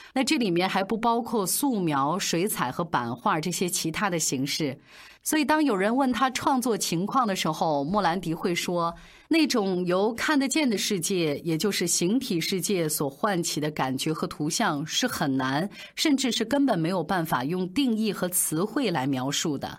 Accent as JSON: {"language": "Chinese", "region": "Shanxi", "country": "China", "tie": "born or raised there", "moved": "yes", "said": "用我们山西老家话，就是这人挺格料的"}